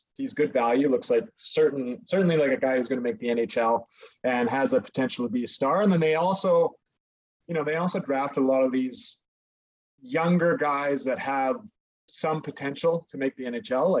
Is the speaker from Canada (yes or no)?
yes; Calgary, Alberta, Canada; also born or lived in Lethbridge; Born and raised in Calgary. Basically been here my whole life, except for a small stint where I was in Lethbridge for university